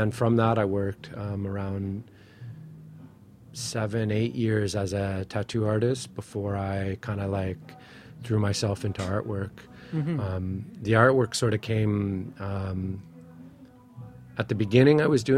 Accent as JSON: {"language": "English", "area": "Chippewas of the Thames First Nation, near London", "region": "Ontario", "country": "Canada", "said": "I'm from Chippewa, the Thames First Nation by London, Ontario."}